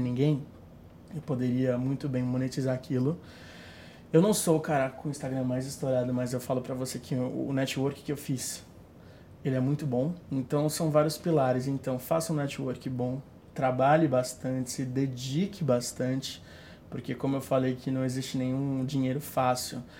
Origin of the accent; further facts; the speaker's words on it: Santos, São Paulo, Brazil; eu sou de Santos, tem muita gente de Santos que me procura